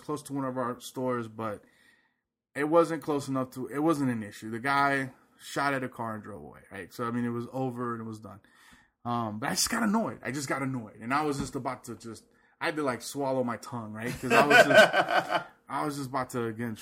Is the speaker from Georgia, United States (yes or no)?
yes; Georgia, United States; also born or lived in Puerto Rico; I was born in Puerto Rico, but I've grown up in Georgia my whole life